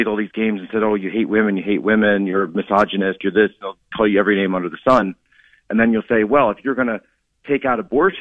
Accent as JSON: {"language": "English", "town": "Philadelphia", "region": "Pennsylvania", "country": "United States", "moved": "yes", "said": "from Pennsylvania originally, the Philadelphia area"}